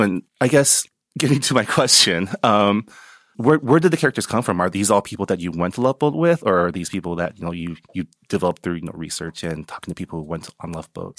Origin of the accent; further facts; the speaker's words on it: San Gabriel Valley, California, United States; I grew up in the San Gabriel Valley, so I always grew up amongst Asians